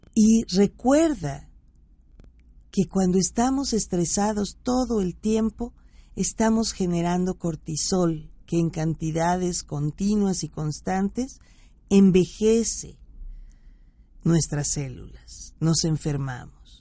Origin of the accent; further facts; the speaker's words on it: Veracruz, Mexico; en, en, mi tierra veracruzana